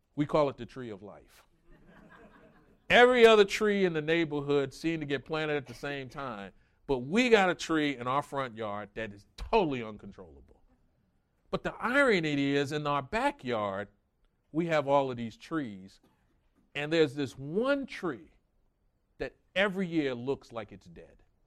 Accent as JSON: {"language": "English", "region": "New York", "country": "United States", "tie": "born or raised there", "moved": "yes", "said": "I grew up in New York"}